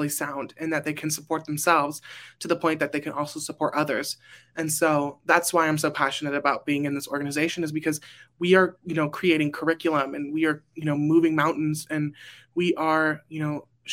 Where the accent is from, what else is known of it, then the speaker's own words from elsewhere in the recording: Burbank, California, United States; I am from Burbank, California